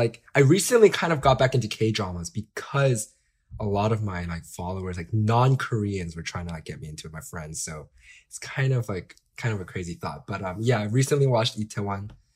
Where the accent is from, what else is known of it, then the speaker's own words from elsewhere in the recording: Marietta, Georgia, United States; moved away; I grew up in Marietta, baby.